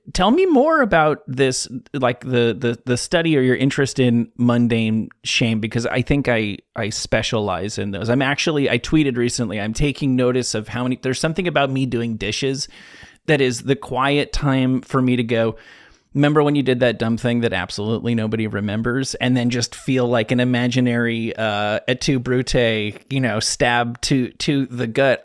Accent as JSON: {"language": "English", "region": "New Jersey", "country": "United States", "said": "I'm from New Jersey"}